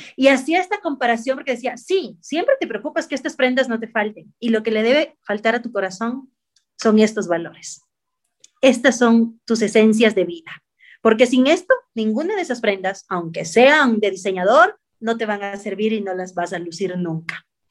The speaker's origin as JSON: {"language": "Spanish", "country": "Ecuador"}